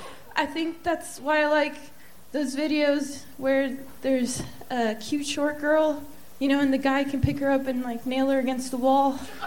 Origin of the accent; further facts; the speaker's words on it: Stockton, California, United States; born there; English is a second language; also born or lived in Italy; now in Texas, United States; No, I was born in Stockton, California.